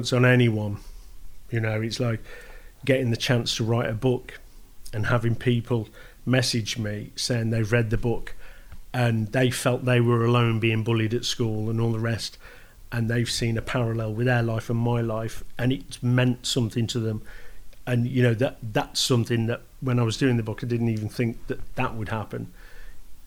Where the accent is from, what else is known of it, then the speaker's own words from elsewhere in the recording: Stafford, West Midlands, United Kingdom; I'm just … from Stafford